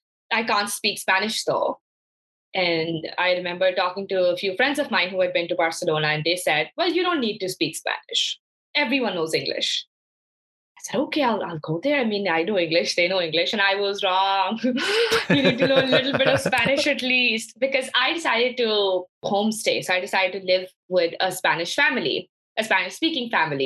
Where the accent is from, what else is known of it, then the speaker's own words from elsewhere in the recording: Lahore, Punjab, Pakistan; moved away as an adult; also born or lived in Hartford, Connecticut; I was born and raised in Lahore, Pakistan